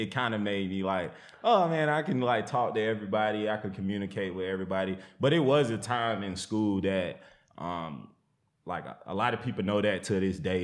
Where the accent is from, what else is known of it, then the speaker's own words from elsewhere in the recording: the South, United States; when I was growing up in the South, everybody had chicken coops.